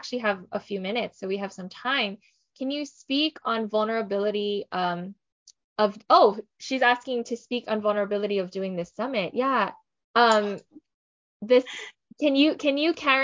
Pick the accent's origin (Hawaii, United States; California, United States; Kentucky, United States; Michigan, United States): Hawaii, United States; I am born and raised in Hawaii. I lived here.